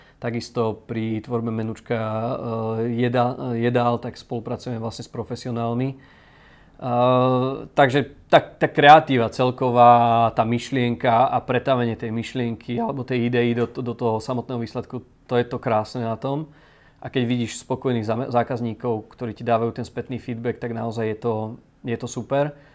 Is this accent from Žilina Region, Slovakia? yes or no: no; Bratislava, Bratislava Region, Slovakia; u nás v Bratislave